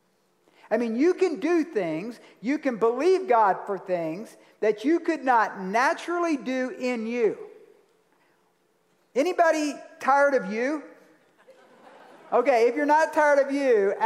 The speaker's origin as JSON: {"language": "English", "region": "Georgia", "country": "United States", "said": "I'm from Georgia"}